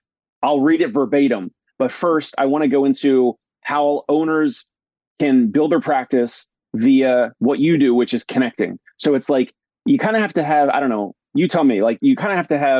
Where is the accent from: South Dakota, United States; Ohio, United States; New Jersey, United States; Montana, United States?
New Jersey, United States; born or raised there; moved away as an adult; also born or lived in Brooklyn, New York